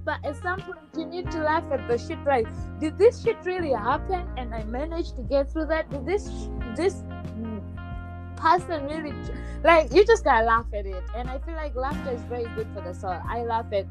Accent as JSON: {"language": "English", "country": "Tanzania", "moved": "yes", "said": "I'm from Tanzania"}